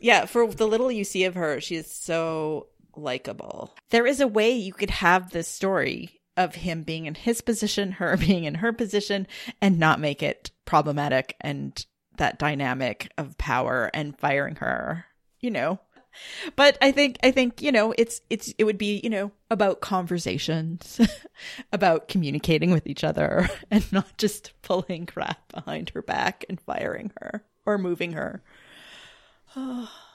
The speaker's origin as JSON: {"language": "English", "country": "Canada", "said": "being Canadian. You know, we're part of the Commonwealth"}